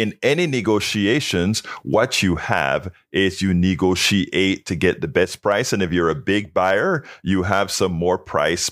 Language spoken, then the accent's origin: English; Panama; now in United States; from the time I came from Panama, before in Panama